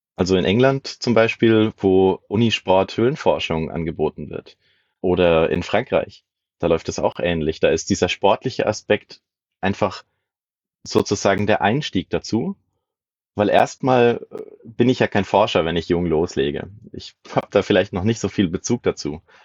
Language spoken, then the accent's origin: German; area around Würzburg, Bavaria, Germany; Ich komme aus der Gegend um Würzburg herum